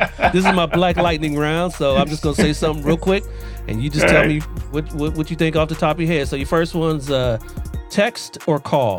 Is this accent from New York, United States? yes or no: no; Columbus, Ohio, United States; also born or lived in Southern California; now in California, United States; I'm originally from Columbus, Ohio, but I'm not trying to go back.